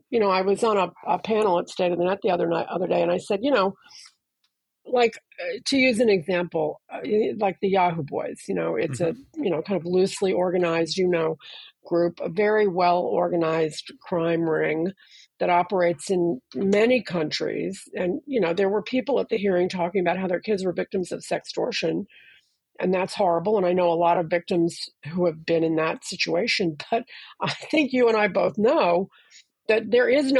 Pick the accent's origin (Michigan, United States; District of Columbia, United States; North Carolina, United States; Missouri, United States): District of Columbia, United States; Washington; growing up in Washington